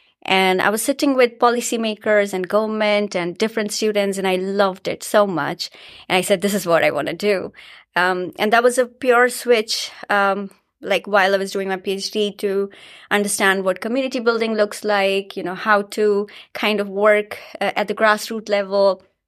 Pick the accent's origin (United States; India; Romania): India; Ranchi, Jharkhand; I was in school in India, in my hometown in Ranchi, and I heard the word nanotechnology.